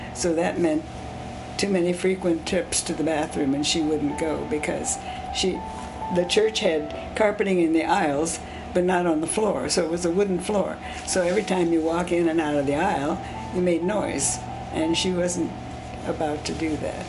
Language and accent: English; Pandora, Ohio, United States; first language Swiss German; English is a second language; about two miles outside of a small town called Pandora, Ohio. So it was a rural area, and uh, the community I was born in was German Swiss